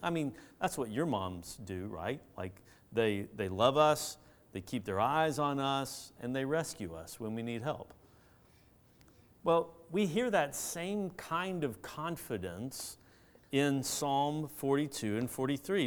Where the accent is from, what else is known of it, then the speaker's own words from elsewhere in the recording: Augusta, Georgia, United States; where I grew up in Augusta